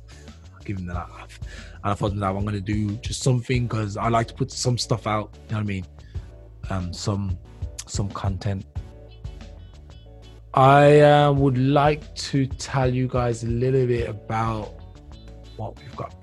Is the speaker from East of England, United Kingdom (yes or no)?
no; Birmingham, West Midlands, United Kingdom; moved away as an adult; now in Germany; I'm from the UK, so I was born in Birmingham